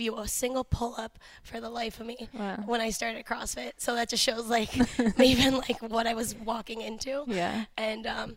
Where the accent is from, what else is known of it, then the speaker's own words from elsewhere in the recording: Cleveland, Ohio, United States; also born or lived in Youngstown, Ohio / Boardman, Ohio; I grew up, well, I'm born here in Cleveland. I ended up moving out to Youngstown. I lived in Boardman for a couple years. And then moved back here.